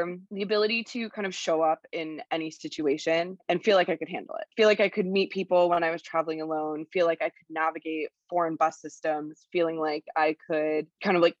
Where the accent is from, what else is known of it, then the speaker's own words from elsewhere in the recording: Toronto, Ontario, Canada; moved away as an adult; also born or lived in Nicaragua; I am originally from Toronto